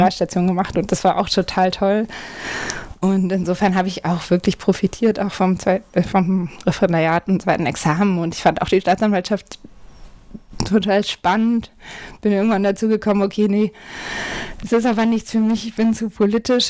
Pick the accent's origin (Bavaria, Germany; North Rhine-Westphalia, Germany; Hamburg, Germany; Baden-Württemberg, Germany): Hamburg, Germany; ich komme aus Hamburg-Eimsbüttel, also einem, kann man sagen, einem sehr grünen Bezirk in Hamburg